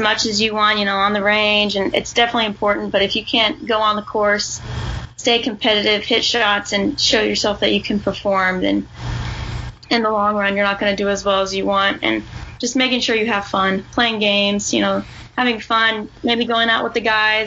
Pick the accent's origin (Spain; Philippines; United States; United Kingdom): United States; Kentucky; growing up in Kentucky and playing all the junior tournaments